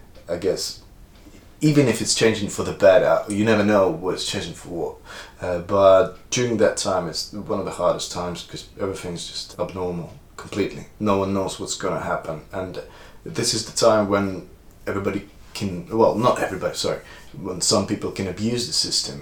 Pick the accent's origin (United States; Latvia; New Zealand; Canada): Latvia; moved away as an adult; now in United Kingdom; Originally from Latvia. My parents are Russians. My mum was born in Latvia, well, in the Soviet Union. In the Latvian Republic, and my dad was born in Russia, and he moved to Latvia, and I was born in Latvia, so I'm kind of half Russian, half Latvian.